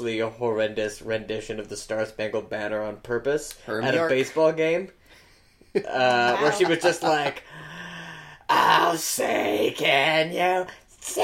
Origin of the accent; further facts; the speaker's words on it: Calgary, Alberta, Canada; I'm from Calgary